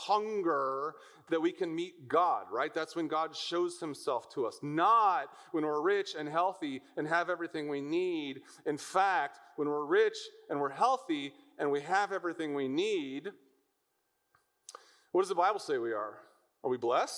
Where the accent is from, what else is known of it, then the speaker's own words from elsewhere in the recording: United States; American Christians living in the land of plenty